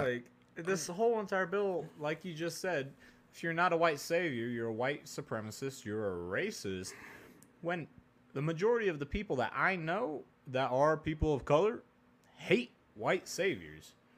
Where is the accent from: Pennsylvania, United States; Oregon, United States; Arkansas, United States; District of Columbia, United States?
Oregon, United States; moved away; also born or lived in Texas; I grew up in Oregon